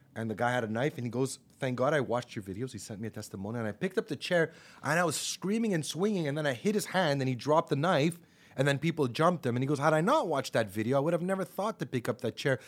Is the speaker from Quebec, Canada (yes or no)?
yes; Montreal, Quebec, Canada; I grew up in Park X.